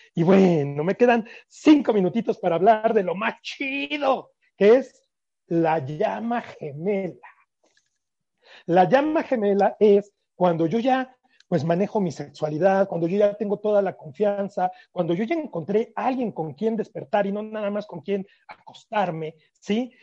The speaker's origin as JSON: {"language": "Spanish", "country": "Mexico", "said": "ya saben cómo somos los mexicanos, somos muy románticos"}